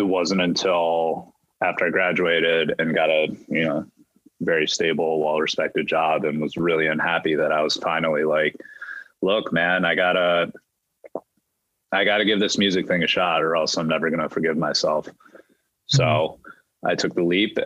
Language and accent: English; Ann Arbor, Michigan, United States; My parents immigrated to the U.S. from Taiwan. I grew up in Michigan in Ann Arbor